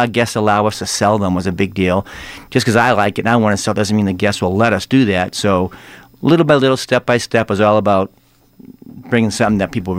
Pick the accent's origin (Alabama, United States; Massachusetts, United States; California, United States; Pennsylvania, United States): Massachusetts, United States; Watertown; Just outside, Watertown.